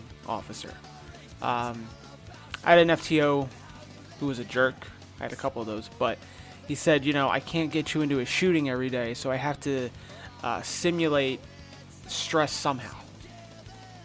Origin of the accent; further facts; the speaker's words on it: New Jersey, United States; moved away as an adult; also born or lived in Connecticut; now in Florida, United States; I'm a city cop in Florida, born and raised in New Jersey, went to school in Connecticut, came down here